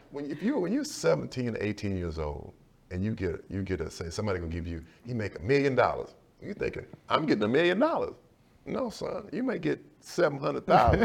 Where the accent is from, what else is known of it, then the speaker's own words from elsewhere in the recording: Sealy, Texas, United States; also born or lived in Dallas, Texas; I never really experienced a real racism in my hometown of Sealy, of, of a small, it's a small town of two thousand people